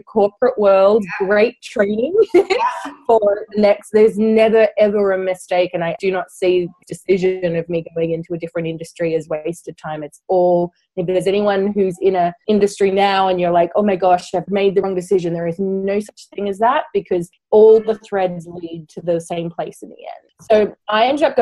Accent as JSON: {"language": "English", "country": "Australia", "moved": "as an adult", "lives_now": "London, United Kingdom", "said": "I'm originally from Australia, but I moved to London about 10 years ago."}